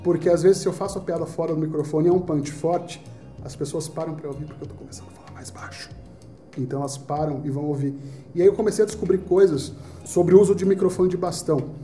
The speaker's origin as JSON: {"language": "Portuguese", "town": "Recife", "region": "Pernambuco", "country": "Brazil", "said": "Eu sou de Recife"}